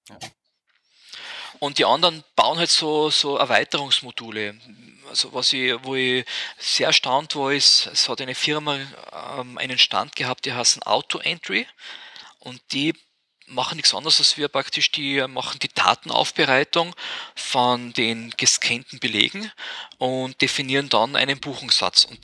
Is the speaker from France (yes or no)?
no; Austria; da sind wir jetzt aus Österreich glaube ich, sowieso zu klein, dass das kommt.